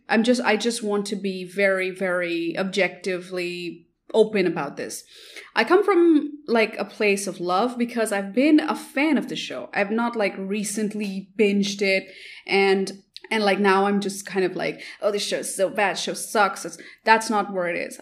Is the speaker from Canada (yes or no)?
no; India; I come from India